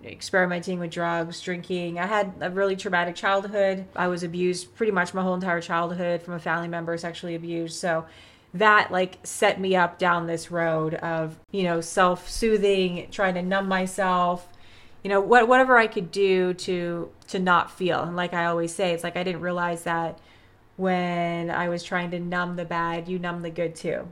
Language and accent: English; Vancouver, British Columbia, Canada; moved away as an adult; also born or lived in Los Angeles, United States; now in California, United States; I'm from Canada. So I grew up in Vancouver